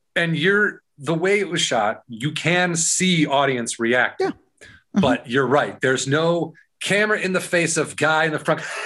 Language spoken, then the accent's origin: English; Warrenville, Illinois, United States; also born or lived in Ashland, Wisconsin; I'm from a, a, small town called Warrenville, Illinois